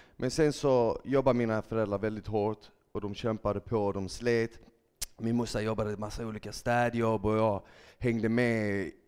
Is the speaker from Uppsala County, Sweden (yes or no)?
no; Malmö, Skåne, Sweden; also born or lived in Bosnia and Herzegovina; jag växte upp i Malmö, jag är född i Bosnien, så jag kom till Sverige när jag var tre år gammal med mina föräldrar.